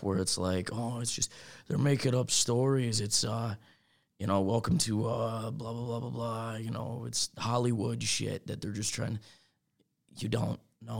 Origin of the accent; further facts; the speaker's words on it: Philippines; I'm Filipino, and I didn't even know that.